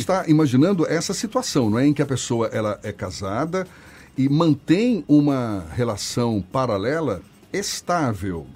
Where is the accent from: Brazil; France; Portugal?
Brazil; Minas Gerais; eu sou mineiro